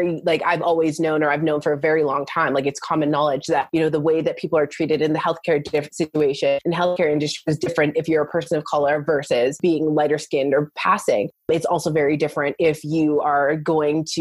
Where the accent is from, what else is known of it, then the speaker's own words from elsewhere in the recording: Canada; also born or lived in United States; I'm actually Canadian. So I live in between Canada and the US